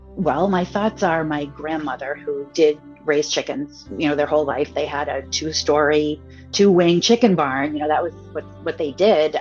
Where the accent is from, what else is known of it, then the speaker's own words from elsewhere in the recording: New England, United States; I grew up in New England.